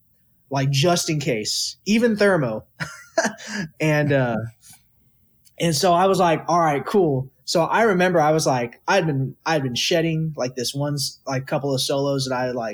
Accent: Texas, United States; moved away; Growing up in Texas

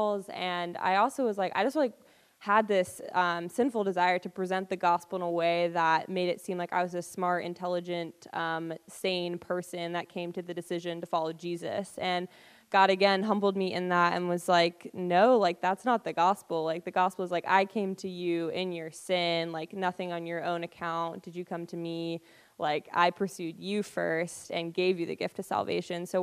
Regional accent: Burlington, Vermont, United States; moved away as an adult; also born or lived in North Carolina; I grew up in Vermont in like the Burlington and Essex area

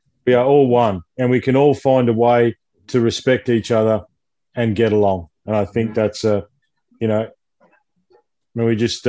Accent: Australia; me as an Australian is talking to you as an Egyptian, as different belief systems, different religious beliefs

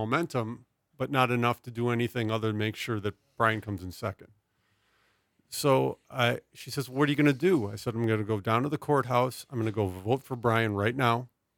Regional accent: Midwest, United States; We're originally both from the American Midwest, which is fallen into ruin.

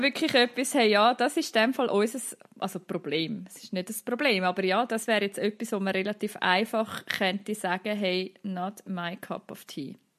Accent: Central Switzerland, Switzerland; bei uns in der Innerschweiz

